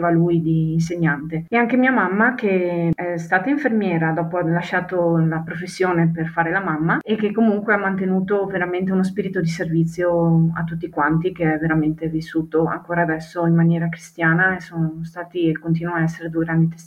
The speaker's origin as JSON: {"language": "Italian", "town": "Sarmeola", "region": "Veneto", "country": "Italy", "said": "Ho 35 anni e provengo dalla parrocchia di Sarmeola."}